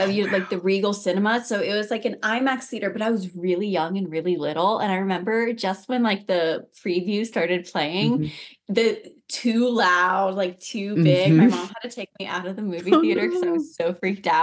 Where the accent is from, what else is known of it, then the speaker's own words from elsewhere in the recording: California, United States; now in Montana, United States; I am from California